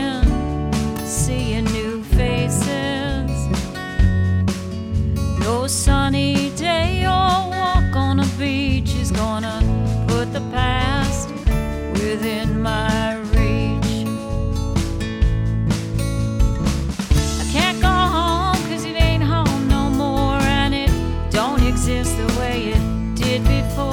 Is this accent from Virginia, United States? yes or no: no; New York City, New York, United States; I grew up on the Brooklyn-Queens border